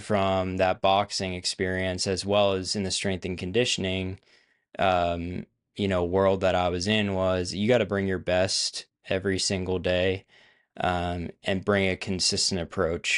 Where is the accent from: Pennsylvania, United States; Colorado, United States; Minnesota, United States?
Pennsylvania, United States; moved away as an adult; now in Nashville, United States; I grew up in Pennsylvania. So a northerner at heart. I now live in the South, so I'm in Nashville, Tennessee.